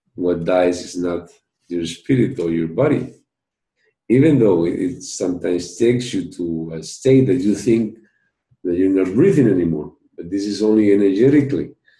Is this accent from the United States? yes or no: no; Peru; i come from Peru.